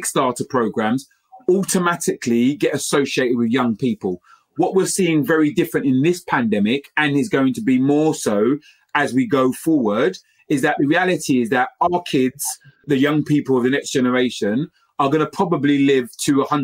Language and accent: English; London, United Kingdom; growing up in East London, in Stratford